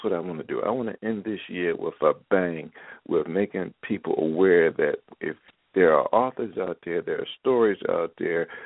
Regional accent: Philadelphia, Pennsylvania, United States; moved away; also born or lived in Baltimore; ever since I was a little boy growing up in Philadelphia

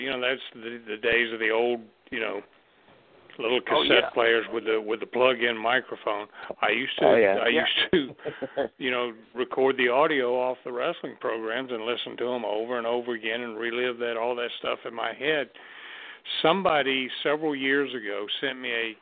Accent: Mobile, Alabama, United States; moved away; when I was a kid, I would get the newspaper clippings out of the Mobile paper

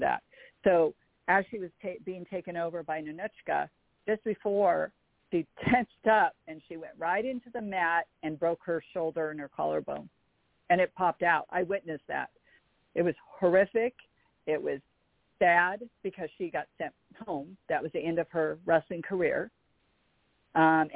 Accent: Los Angeles, California, United States; I was born and raised in Los Angeles, California

